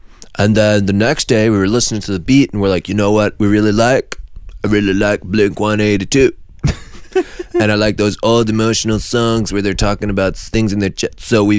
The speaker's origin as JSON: {"language": "English", "town": "Vancouver", "region": "British Columbia", "country": "Canada", "said": "So we're from Vancouver. For those of you guys who don't know, Vancouver, beautiful British Columbia."}